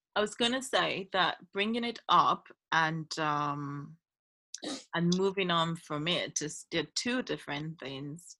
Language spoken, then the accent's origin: English; Nigeria; I love living in this country and I love being a Nigerian